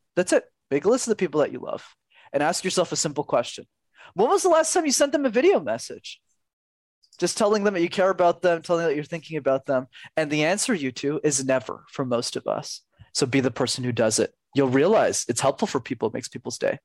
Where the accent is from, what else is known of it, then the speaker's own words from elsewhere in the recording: Canada; I'm Canadian